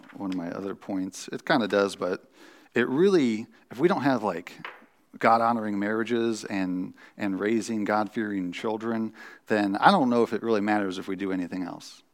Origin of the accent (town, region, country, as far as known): United States